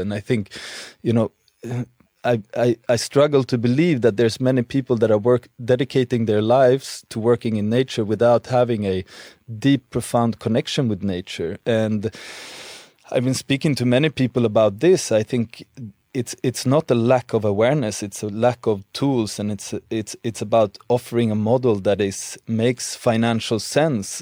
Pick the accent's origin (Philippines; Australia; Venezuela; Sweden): Sweden; moved away; growing up in Sweden